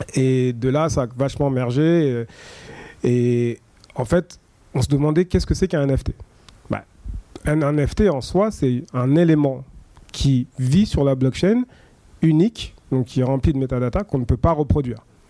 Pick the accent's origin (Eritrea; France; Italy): France; je suis français